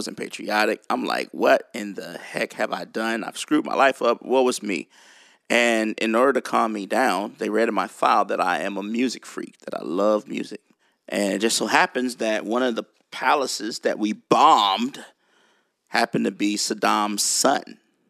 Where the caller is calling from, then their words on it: Nashville, Tennessee, United States; Way in Tennessee, Nashville, Tennessee.